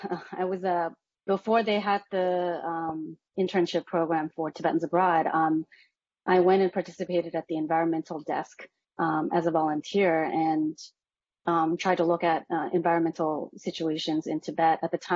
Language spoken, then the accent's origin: English; Massachusetts, United States; And I think that's basically been my experience growing up in Massachusetts too.